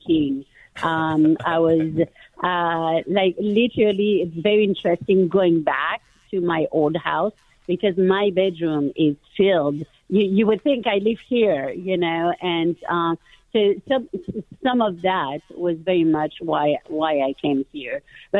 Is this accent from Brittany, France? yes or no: yes; Brittany, France; English is a second language; moved away as an adult; now in United States; I am originally from France and from Brittany, northwest of France, so right on the ocean and right under the Normandy beaches, which is very well known by the American people. And I have been in America for now almost 30